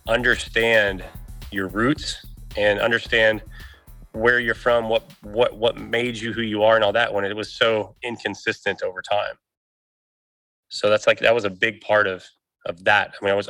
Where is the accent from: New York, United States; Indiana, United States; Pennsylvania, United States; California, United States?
Indiana, United States; born there; also born or lived in Texas / Illinois; I was born in Indiana. I moved to Southern Texas. I bounced around from different cities in Southern Texas. I then bouncing back and forth in Texas between Houston, Alvin, Southern areas, and then moving to Indiana, then to Illinois, then to Indiana